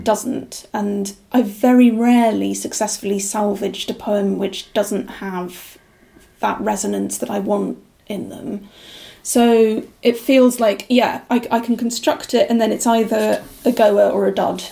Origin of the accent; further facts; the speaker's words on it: Aberdeenshire, Scotland, United Kingdom; now in York, United Kingdom; I grew up in Aberdeenshire from the age of one. My parents were English